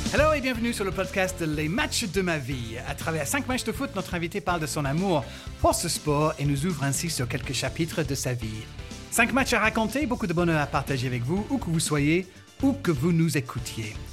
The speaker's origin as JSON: {"language": "French", "town": "Brighton", "region": "South East England", "country": "United Kingdom", "moved": "yes", "said": "Je suis de Brighton"}